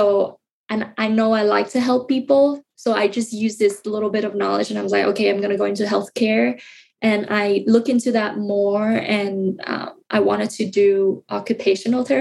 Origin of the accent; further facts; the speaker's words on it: Ho Chi Minh City, Vietnam; English is a second language; moved away as an adult; also born or lived in Salt Lake City, Utah; now in United States; I'm from Vietnam